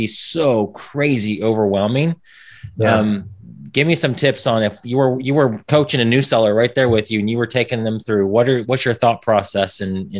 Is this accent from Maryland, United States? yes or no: no; Indiana, United States; moved away as an adult; now in Texas, United States; I'm from Indiana originally, lived in Texas 13 years.